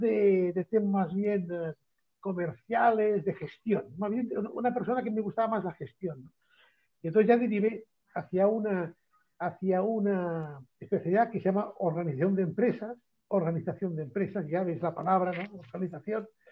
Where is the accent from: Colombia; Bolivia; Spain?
Spain; Barcelona, Catalonia; yo nací en Barcelona